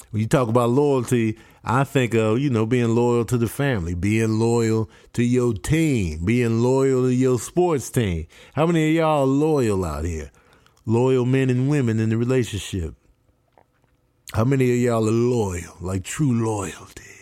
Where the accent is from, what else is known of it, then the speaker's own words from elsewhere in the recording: Grand Rapids, Michigan, United States; born there; Uh, I was born in Grand Rapids.